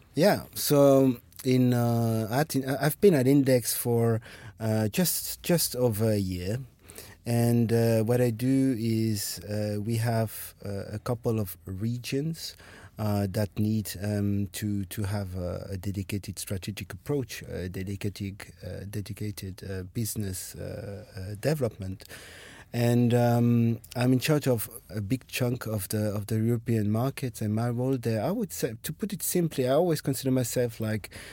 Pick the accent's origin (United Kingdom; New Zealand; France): France; moved away as an adult; also born or lived in Germany / Ireland / Russia / Denmark; now in Berlin, Germany; I am from France. But uh, I grew up there, went to school, university there